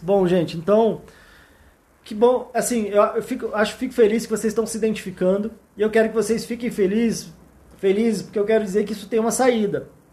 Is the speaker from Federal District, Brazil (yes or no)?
yes; Brasília, Federal District, Brazil; eu sou aqui de Brasília